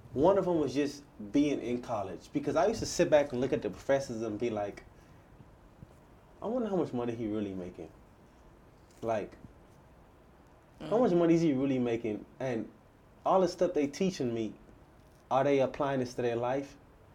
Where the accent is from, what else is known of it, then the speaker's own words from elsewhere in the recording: Bahamas; moved away; also born or lived in Houston; I'm born and raised in the Bahamas. And I came to Houston